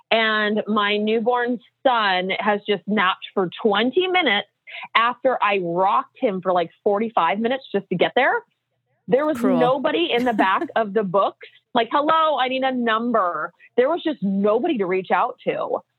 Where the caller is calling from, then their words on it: Portland, Oregon, United States; also born or lived in Orange County; I'm calling from Portland, Oregon, and it's actually sunny here